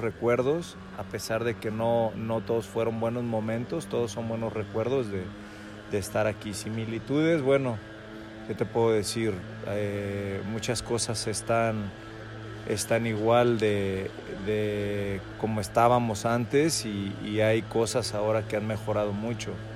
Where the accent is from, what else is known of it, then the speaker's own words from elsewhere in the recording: Guadalajara, Jalisco, Mexico; soy de Guadalajara